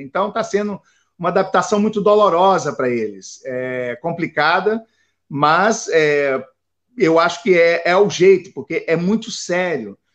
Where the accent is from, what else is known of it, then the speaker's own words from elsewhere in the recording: Brazil; moved away as an adult; also born or lived in Japan / Miami; como brasileiros no exterior